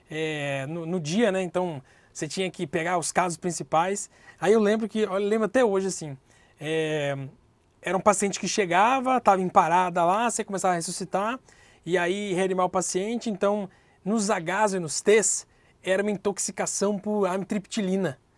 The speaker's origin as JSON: {"language": "Portuguese", "town": "Vitória", "region": "Espírito Santo", "country": "Brazil", "lives_now": "São Paulo, Brazil", "said": "Eu vim fazer a primeira SLS em São Paulo, né? Saí de Vitória, Espírito Santo"}